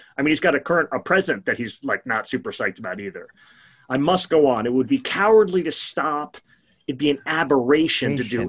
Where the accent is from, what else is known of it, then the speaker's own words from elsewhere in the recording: New York City, New York, United States; I grew up in Brooklyn, and I had basically all my friends were Jewish or Italian or Irish.